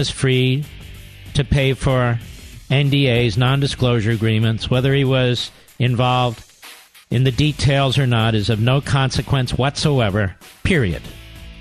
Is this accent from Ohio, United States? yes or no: no; Cheltenham, Pennsylvania, United States; moved away; my home city of Philadelphia, where I grew up in Cheltenham